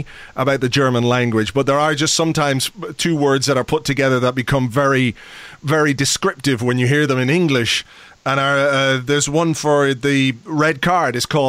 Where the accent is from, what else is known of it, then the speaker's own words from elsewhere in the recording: Ireland; being Irish